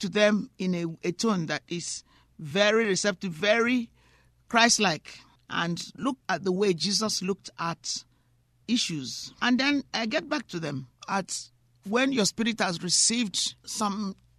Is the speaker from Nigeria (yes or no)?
yes; Nigeria; also born or lived in United Kingdom; now in United States; I was born in Nigeria. I'm also British